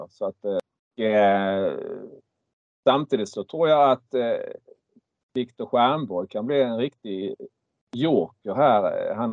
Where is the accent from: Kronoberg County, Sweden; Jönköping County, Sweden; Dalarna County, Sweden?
Kronoberg County, Sweden; Markaryd; jag är uppväxt i Markaryd